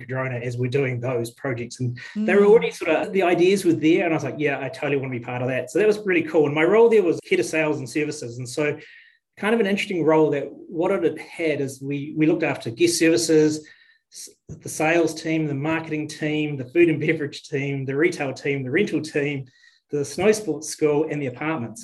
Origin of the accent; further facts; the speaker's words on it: Bunnythorpe, Manawatū-Whanganui, New Zealand; moved away as an adult; also born or lived in Otago / Steamboat Springs, Colorado; now in Queenstown, New Zealand; I grew up in the Manawatu in a little small town of Bunnythorpe. I grew up on a farm